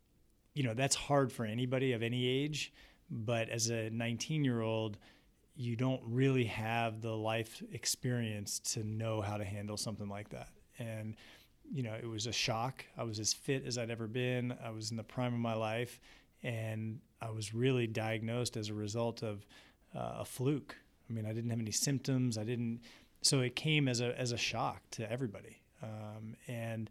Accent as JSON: {"language": "English", "area": "East Coast, between Baltimore and Washington", "region": "Maryland", "country": "United States", "tie": "born or raised there", "also_born_or_lived": "Providence, Rhode Island", "moved": "as an adult", "lives_now": "Columbus, United States", "said": "I grew up on the East Coast, right between Baltimore and Washington"}